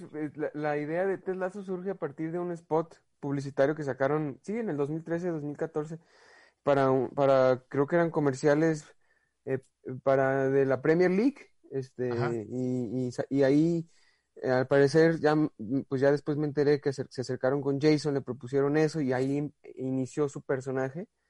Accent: Guadalajara, Jalisco, Mexico; soy de Guadalajara

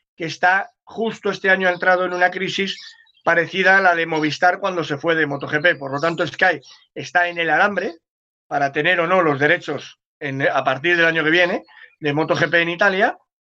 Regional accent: Cádiz, Andalusia, Spain; soy de Cádiz

